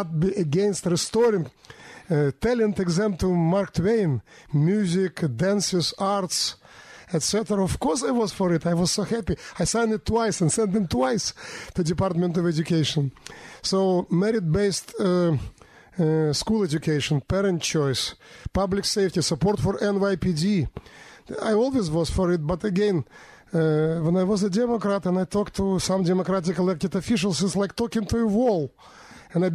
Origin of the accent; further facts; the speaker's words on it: Minsk, Belarus; moved away as an adult; now in New York City, United States; I was born in 1967 in the city of Minsk, capital of Belarus. I came to America in 1993 with my family